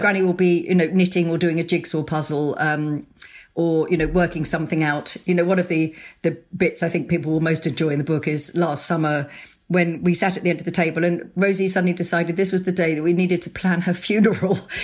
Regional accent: Sussex, South East England, United Kingdom; also born or lived in London; we moved from London back to where we grew up in Sussex

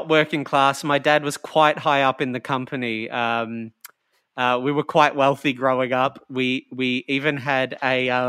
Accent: Japan; also born or lived in Shanghai, China; We're both Japanese, but I was born in Shanghai when my dad was working there as a representative for Toyota as they were trying to make some imprint into the Chinese market in the 80s.

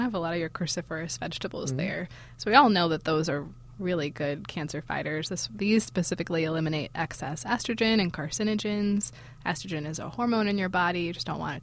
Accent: Cleveland, Ohio, United States; I'm from Ohio, Cleveland.

